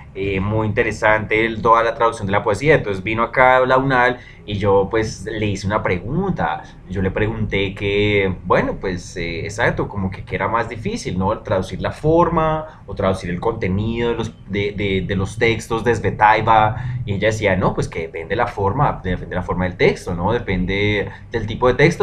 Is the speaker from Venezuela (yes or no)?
no; Colombia; nosotros somos muy colombianos y que lo que nosotros hacemos es muy de colombiano y muy de acá